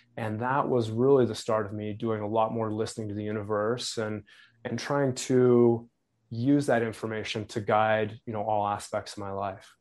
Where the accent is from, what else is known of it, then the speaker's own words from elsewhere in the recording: Wyoming, United States; moved away; where I grew up in Wyoming